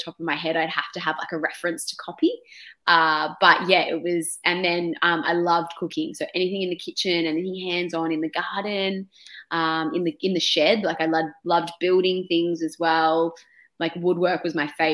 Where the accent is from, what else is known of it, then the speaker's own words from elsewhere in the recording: Melbourne, Victoria, Australia; So Melbourne, born and bred